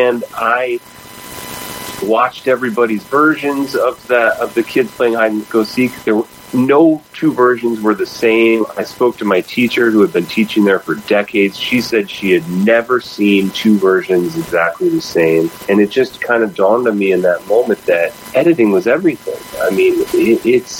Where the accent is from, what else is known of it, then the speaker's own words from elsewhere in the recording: Midwest, United States; moved away; I grew up in the Midwest, you know, pretty far away from Hollywood